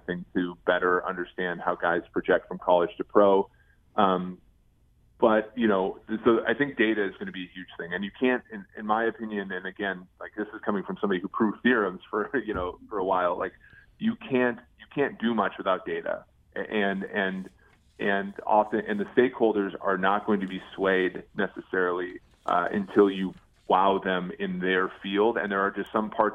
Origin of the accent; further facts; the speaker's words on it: Minnesota, United States; moved away; also born or lived in Nebraska; I grew up in Minnesota, so I grew up a Vikings fan